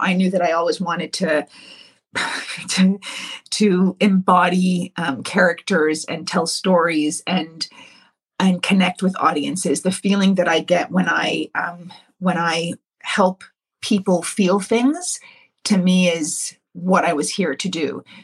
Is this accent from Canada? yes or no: yes; Ontario, Canada; me and my sisters, we grew up here in Ontario